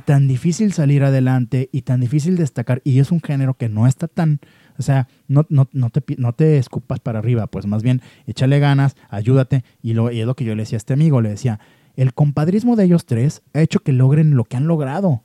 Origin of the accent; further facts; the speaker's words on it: Guadalajara, Jalisco, Mexico; como mexicano y sobre todo como tapatío